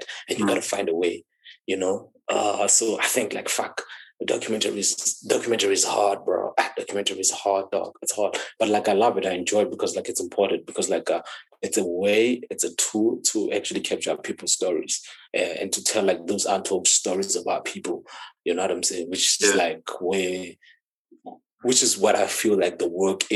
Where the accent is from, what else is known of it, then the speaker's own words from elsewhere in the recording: Thaba Nchu, Free State, South Africa; I'm from that side. That's where I grew up. That's where I was born